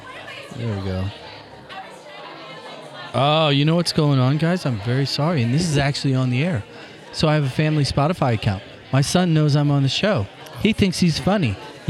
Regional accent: United States; I mean, I'm American. I mean, imagine the irony of me asking you.

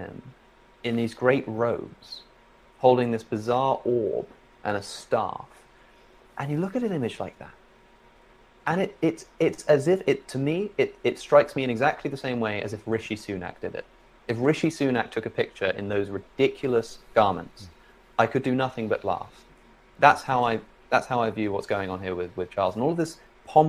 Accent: Oxford, South East England, United Kingdom; I'm from Oxford originally

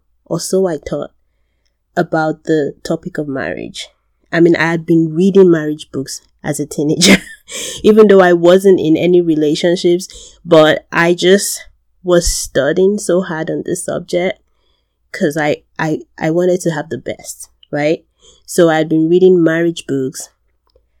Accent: Nigeria; I'm from Nigeria.

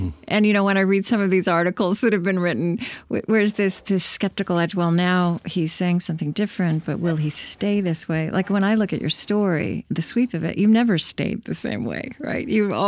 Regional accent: Oklahoma, United States; I grew up in Oklahoma.

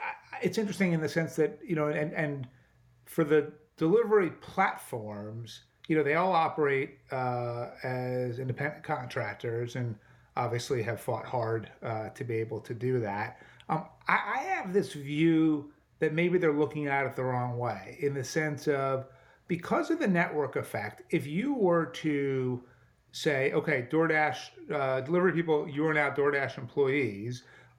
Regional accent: New York, United States; I think as a New Yorker, I'm going to claim that one.

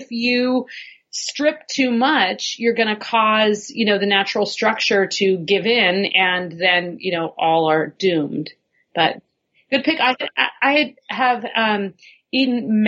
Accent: Northern California, United States; where I grew up in California was mining territory, was the foothills in Northern California

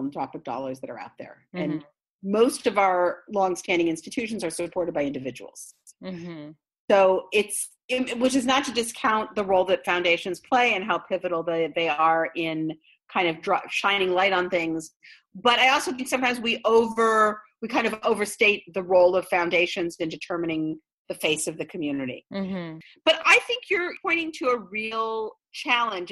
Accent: Israel; moved away; I come from Israel

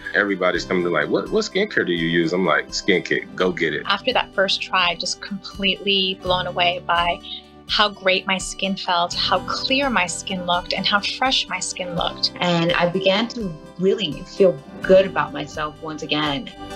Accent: Texas, United States; moved away as an adult; now in Arkansas, United States; I'm originally from Texas, so moving up here was a bit of change in weather

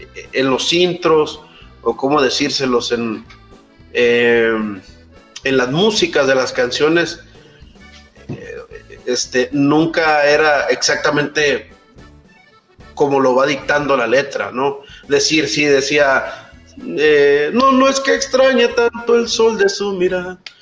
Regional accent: Mexico; el pasaporte mexicano

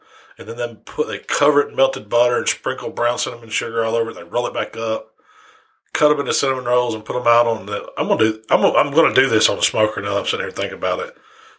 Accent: West Memphis, Arkansas, United States; I was born in West Memphis, which is like right across the river, but I got, you know, I'm from Arkansas, I guess you could say.

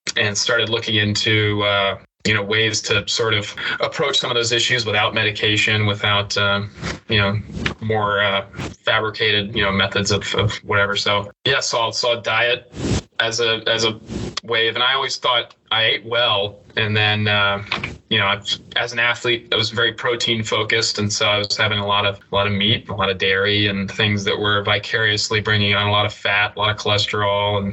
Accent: Knoxville, Tennessee, United States; growing up in Knoxville.

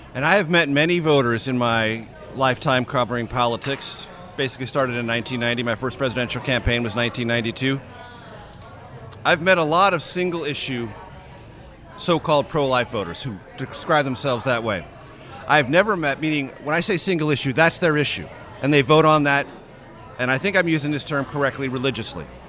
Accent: San Diego, California, United States; now in Washington, D.C., United States; we're in my hometown. We're in San Diego

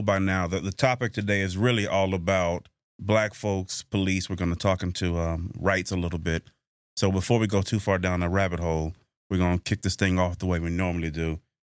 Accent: Mississippi, United States; I'm from Mississippi. I might actually shop there.

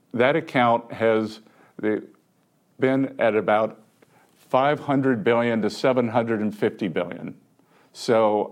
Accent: Little River, South Carolina, United States; now in Charleston, United States; I'm from Little River, South Carolina

